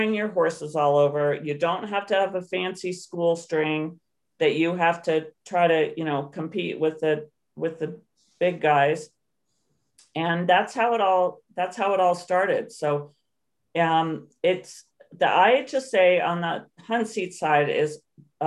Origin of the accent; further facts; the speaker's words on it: Canton, Ohio, United States; I grew up in Canton, Ohio